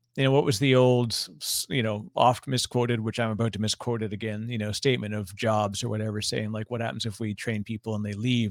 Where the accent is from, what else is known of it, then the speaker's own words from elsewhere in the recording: Toronto, Ontario, Canada; I'm from Toronto originally